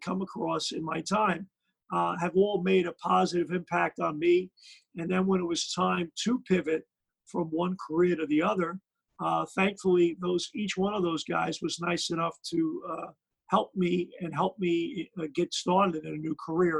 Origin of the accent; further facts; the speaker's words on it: New York City, New York, United States; my parents are from Ireland. They're immigrants, so I'm first generation. My parents were married in the Bronx, and then we grew up in Brooklyn.